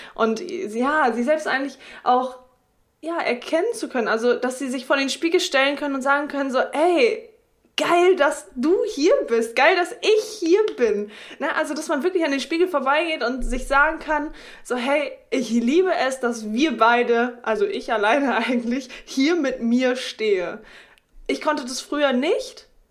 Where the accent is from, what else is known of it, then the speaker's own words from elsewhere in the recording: Oldenburg, Lower Saxony, Germany; now in Delmenhorst, Germany; Ich komme äh, ursprünglich aus Oldenburg, lebe jetzt in Delmenhorst